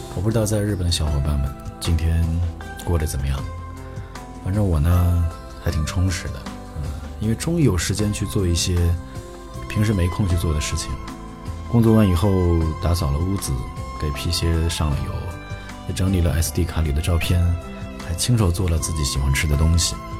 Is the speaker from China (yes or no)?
yes; a small city in western Inner Mongolia, China; now in Japan; 我出生在内蒙古西部的一个小城市，啊，那边没有草原，也没有骑马上学